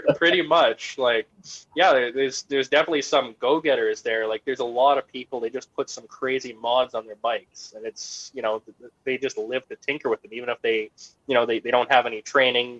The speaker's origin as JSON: {"language": "English", "country": "Canada", "said": "me being Canadian, I have a bit more of a grasp on the Canadian market"}